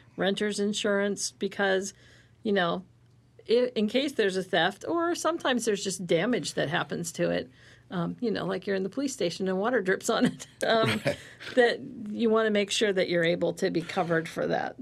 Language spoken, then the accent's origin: English; Ohio, United States; moved away; I grew up in Ohio